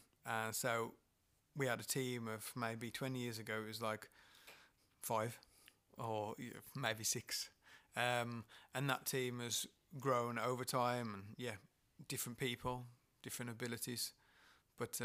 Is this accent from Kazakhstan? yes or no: no; Dudley, West Midlands, United Kingdom; I come from Dudley, born and bred